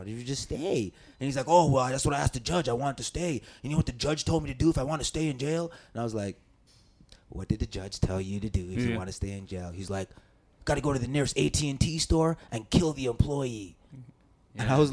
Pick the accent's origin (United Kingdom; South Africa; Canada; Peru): Canada; moved away as an adult; also born or lived in New York; I'm Canadian, but I got my papers